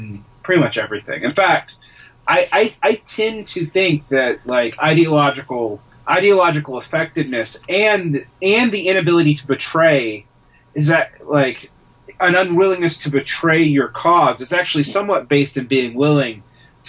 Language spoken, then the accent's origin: English; Georgia, United States; I grew up in Georgia